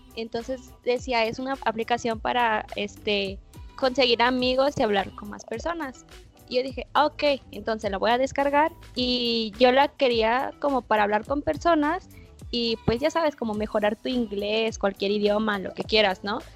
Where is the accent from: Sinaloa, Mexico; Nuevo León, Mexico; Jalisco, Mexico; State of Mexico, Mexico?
Jalisco, Mexico; Guadalajara; Yo soy de, de Jalisco y yo soy de Guadalajara